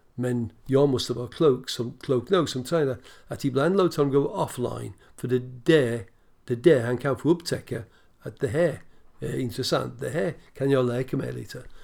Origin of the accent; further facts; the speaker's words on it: Birmingham, West Midlands, United Kingdom; Swedish is a second language; also born or lived in Preston; now in Sweden; jag växte upp ja, på Villa Park i stort sett